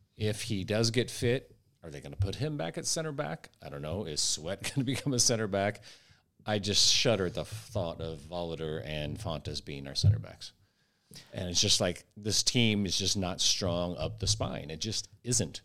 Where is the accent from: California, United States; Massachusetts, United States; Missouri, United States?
Missouri, United States; St. Louis; We're both from Saint Louis